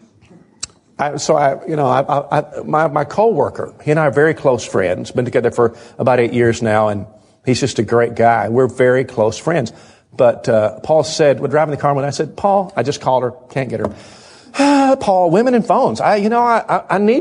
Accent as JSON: {"language": "English", "region": "the South", "country": "United States", "said": "We're from the South"}